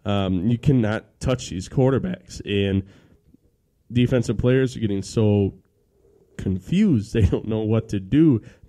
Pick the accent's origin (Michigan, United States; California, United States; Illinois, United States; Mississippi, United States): Mississippi, United States; we're from Mississippi.